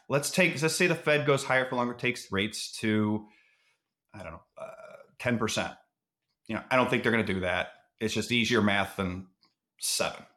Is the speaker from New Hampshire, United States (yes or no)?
no; Cleveland, Ohio, United States; I'm from Cleveland